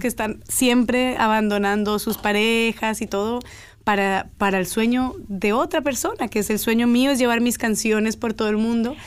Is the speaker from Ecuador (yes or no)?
no; Cali, Valle del Cauca, Colombia; moved away; also born or lived in Girardot, Colombia / United States; Viví un año de mi vida en Girardot, crecí en Cali